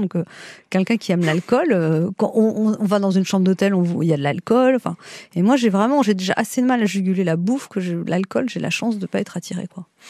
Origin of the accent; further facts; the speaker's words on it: Paris, Île-de-France, France; also born or lived in Neuilly-sur-Seine; je suis née dans le 17e et quand j'étais petite j'étais à Neuilly.